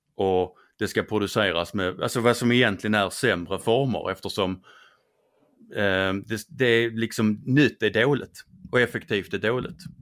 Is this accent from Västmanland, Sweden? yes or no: no; Skåne, Sweden; accent: Scanian (skånska); min skånska